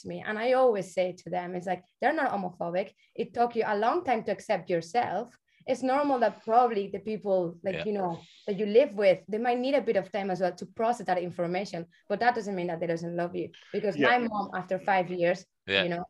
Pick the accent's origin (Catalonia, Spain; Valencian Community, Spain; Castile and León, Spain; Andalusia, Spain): Catalonia, Spain; Barcelona; moved away as an adult; now in Ireland; I'm from Barcelona, you know? But I've been living here for nearly like 12 years